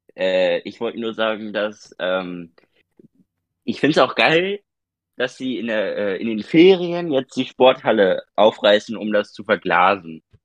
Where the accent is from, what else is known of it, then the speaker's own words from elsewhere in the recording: Germany; bei uns in Deutschland